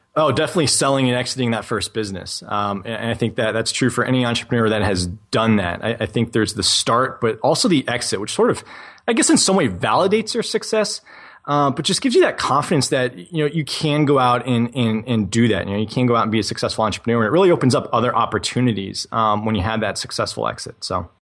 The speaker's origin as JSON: {"language": "English", "region": "New England", "country": "United States", "tie": "born or raised there", "said": "I was that twelve-year-old kid in, growing up in New England, shoveling driveways for twenty dollars a pop"}